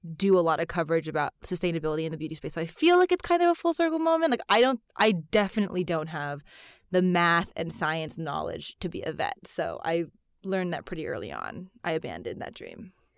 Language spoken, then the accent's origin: English; United States; I am Chinese American. My mom is from Singapore and my dad's actually Chinese from Madagascar.